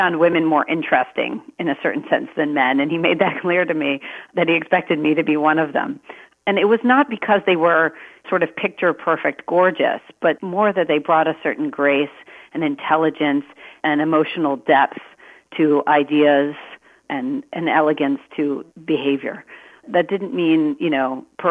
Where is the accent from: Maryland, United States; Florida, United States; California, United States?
Maryland, United States; I was born in Maryland. I have a younger brother, and we grew up in a house of lawyers